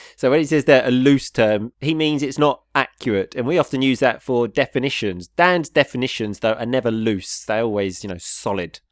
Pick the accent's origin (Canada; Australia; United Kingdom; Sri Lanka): United Kingdom; we come from a place so close to London